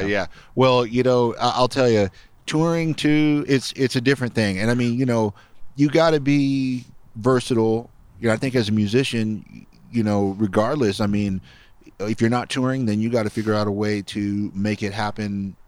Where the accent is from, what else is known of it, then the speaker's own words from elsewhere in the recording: Los Angeles, California, United States; now in Austin, United States; I grew up in the San Fernando Valley in California, Reseda, California.